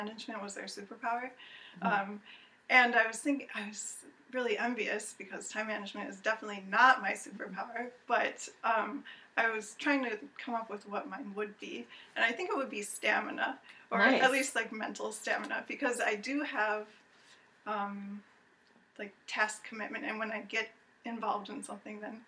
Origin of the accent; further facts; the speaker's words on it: East Aurora, New York, United States; also born or lived in Rochester, New York; now in Buffalo, United States; I grew up in East Aurora